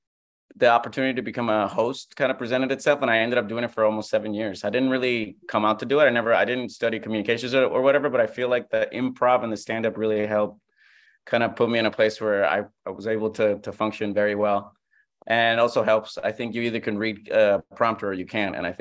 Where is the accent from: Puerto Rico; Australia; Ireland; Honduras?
Puerto Rico; moved away as an adult; also born or lived in Fresno, California / New York; now in Los Angeles, United States; I am from Puerto Rico. I was born and raised in Puerto Rico, and I left after my freshman year of college